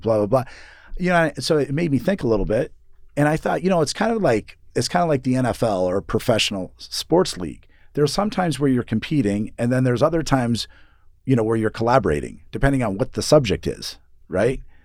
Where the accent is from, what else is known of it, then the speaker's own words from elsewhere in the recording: Seattle, Washington, United States; moved away as an adult; also born or lived in New York / San Francisco; now in Boise, United States; I grew up in Seattle